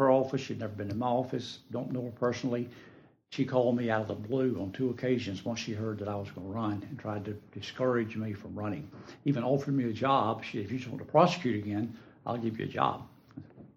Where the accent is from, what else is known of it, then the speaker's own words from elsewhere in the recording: Bennettsville, South Carolina, United States; I'm originally from Bennettsville, South Carolina, over in Marlboro County.